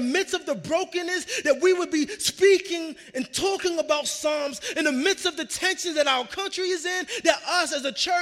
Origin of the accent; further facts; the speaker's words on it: New York, United States; now in Arizona, United States; I grew up in New York